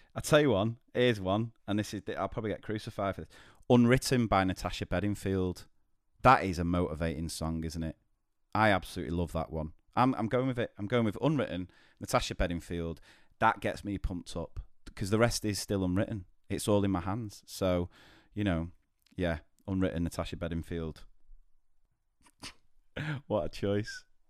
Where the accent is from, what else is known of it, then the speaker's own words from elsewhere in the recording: Manchester, North West England, United Kingdom; I'm from Manchester